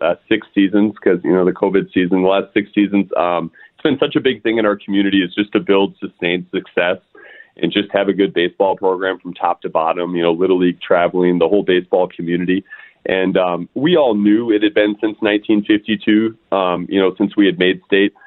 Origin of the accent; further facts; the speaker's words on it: St. Louis Park, Minnesota, United States; also born or lived in Arizona; I'm born and raised in St. Louis Park, moved away, lived in Arizona for 4 years, then came back